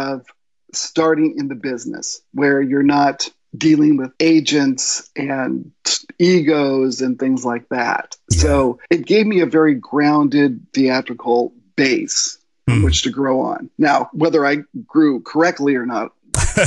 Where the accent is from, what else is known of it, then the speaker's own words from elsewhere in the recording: Long Beach, California, United States; also born or lived in Los Alamitos; I was born and raised pretty much in Long Beach and a small community down south from LA called Los Alamitos, Seal Beach